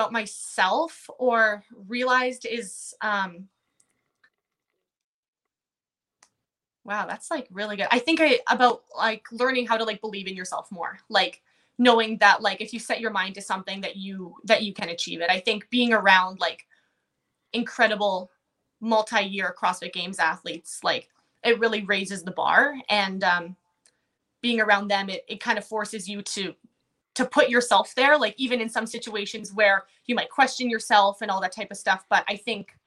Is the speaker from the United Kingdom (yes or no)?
no; Manitoba, Canada; Because I live in Manitoba. I'm from Manitoba.